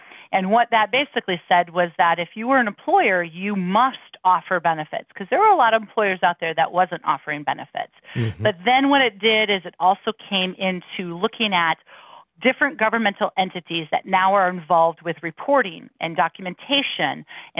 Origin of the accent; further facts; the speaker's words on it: United States; our beautiful country of the United States